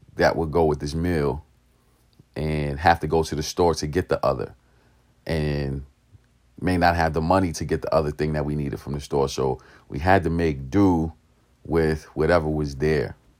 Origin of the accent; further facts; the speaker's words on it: New York City, New York, United States; I grew up in East New York, Brooklyn.